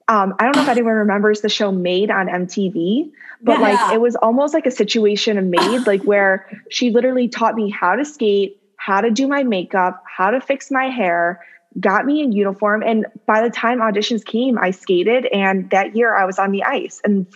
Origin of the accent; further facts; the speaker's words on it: Wheeling, Illinois, United States; also born or lived in California; I am from Chicago, Illinois. Woo-hoo. I was actually born in California, but raised in the suburbs. So if anyone's from Wheeling out there, shout out.